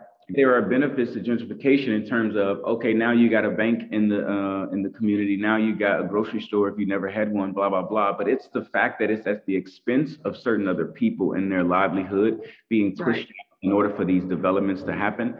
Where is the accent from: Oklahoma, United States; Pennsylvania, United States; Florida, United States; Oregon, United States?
Oklahoma, United States; Tulsa; moved away as an adult; now in New York, United States; Tulsa, and that's my hometown and I love it